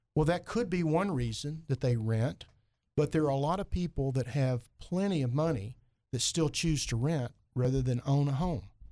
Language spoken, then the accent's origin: English; Heber Springs, Arkansas, United States; also born or lived in Fayetteville, Arkansas; now in Little Rock, United States; I'm from Heber Springs